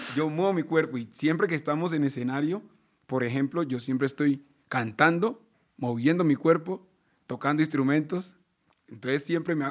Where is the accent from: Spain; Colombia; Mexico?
Colombia; Medellín, Antioquia; Nosotros todos, todos nacimos en Medellín